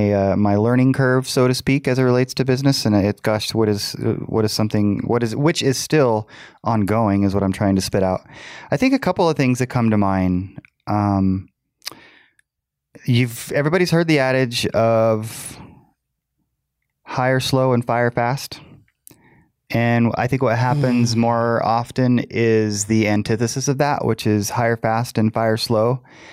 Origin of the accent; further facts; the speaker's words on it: United States; I like living in America. I like being an American.